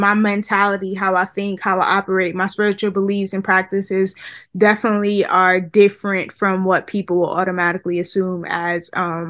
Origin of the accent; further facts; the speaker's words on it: Nigeria; So I'm Nigerian from the Yoruba tribe, and actually, my parents are pastors, right?